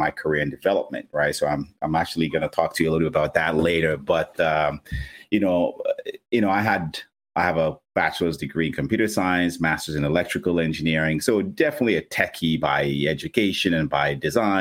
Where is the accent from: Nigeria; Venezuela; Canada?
Nigeria; I'm actually Nigerian. So I was born and raised in Nigeria